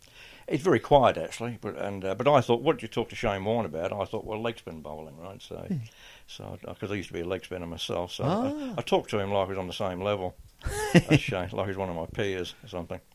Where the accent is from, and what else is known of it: Adelaide, South Australia, Australia; born or raised there